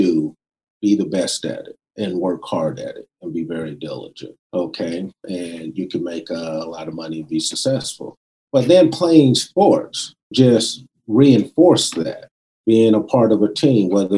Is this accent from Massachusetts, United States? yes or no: no; West Covina, California, United States; also born or lived in South Central Los Angeles; when we moved from South Central, I wouldn't say we had a lot of money, because I primarily grew up in a predominantly white area in West Covina